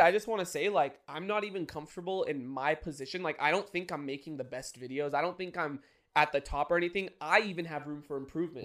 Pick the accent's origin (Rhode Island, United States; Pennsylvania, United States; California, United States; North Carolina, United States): California, United States; San Diego; we lived in San Diego, Maramesa